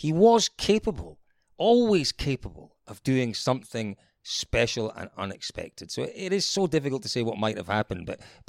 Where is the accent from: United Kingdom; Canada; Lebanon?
United Kingdom; Scotland; As a Scottish person, yeah, absolutely.